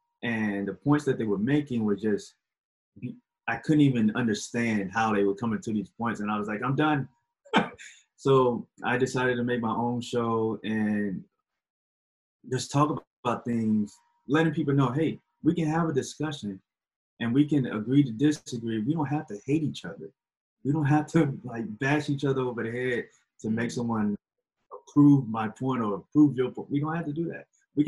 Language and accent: English; Alabama, United States; born there; now in Virginia, United States; Right now, I am currently living in Virginia, but I was born in Alabama. Went all over America almost. So, yeah, I was born in Alabama, but right now I live in Virginia.